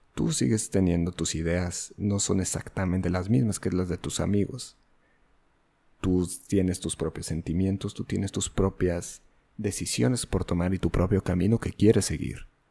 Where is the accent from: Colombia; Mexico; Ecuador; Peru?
Mexico; Yo soy un mestizo, yo soy mexicano, no soy otra cosa.